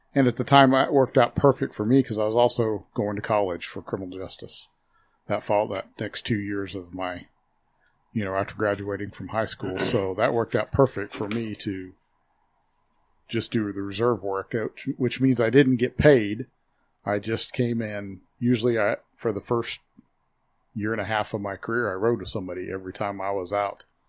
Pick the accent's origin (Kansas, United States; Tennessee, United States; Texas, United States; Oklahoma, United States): Kansas, United States; Hutchinson; also born or lived in Lyons, Kansas; I was born here in Hutchinson, Kansas, and went to school for seven years through my seventh grade year here in Hutchinson. My mom and dad moved me to Lyons